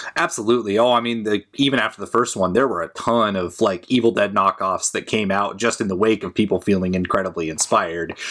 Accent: Portland, United States; I was back in my hometown, uh, Portland area

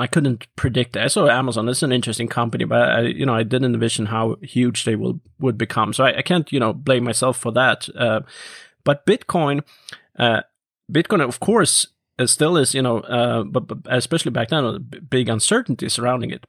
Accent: Norrköping, Östergötland, Sweden; my hometown Norrköping

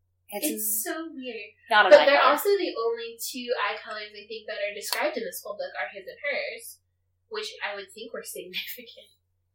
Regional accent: Southwest, United States; I'm from the Southwest, which, much as Texas would love to be part of it, is not part of the Southwest.

